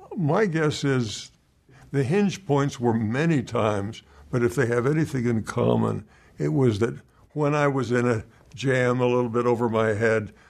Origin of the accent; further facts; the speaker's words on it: Princeton, New Jersey, United States; Childhood was in New Jersey